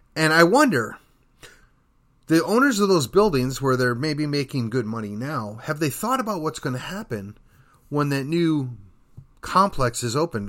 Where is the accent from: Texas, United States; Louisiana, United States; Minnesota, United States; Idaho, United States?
Texas, United States; McKinney; my hometown, Uh, that would be McKinney, Texas